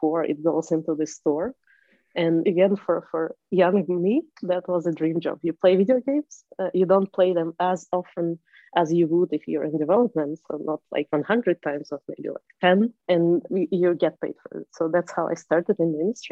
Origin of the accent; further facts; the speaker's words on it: Moscow, Russia; I am from Moscow, from Russia, and that's been a city where the industry was very developed even when I was younger